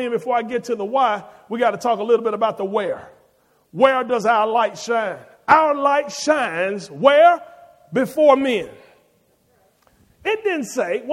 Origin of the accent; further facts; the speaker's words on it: Birmingham, Alabama, United States; I grew up in Inslee in Pratt City